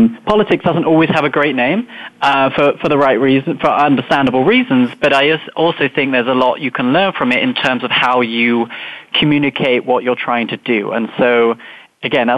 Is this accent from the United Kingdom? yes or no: yes; United Kingdom; moved away; as you might tell from my accent, I grew up in England, just outside London